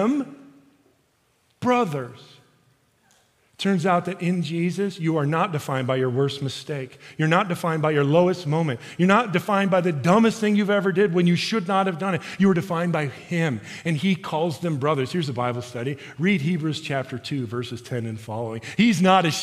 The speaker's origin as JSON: {"language": "English", "town": "Chicago", "region": "Illinois", "country": "United States", "said": "I'm from Chicago"}